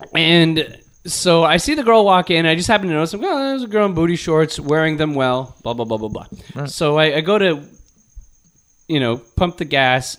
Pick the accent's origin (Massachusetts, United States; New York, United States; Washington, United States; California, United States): California, United States; Torrance; I was in Torrance, my hometown, growing up.